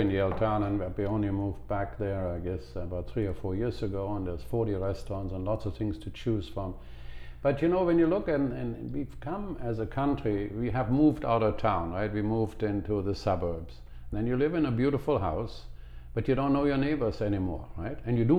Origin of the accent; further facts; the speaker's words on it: Cologne, North Rhine-Westphalia, Germany; moved away; My hometown is Cologne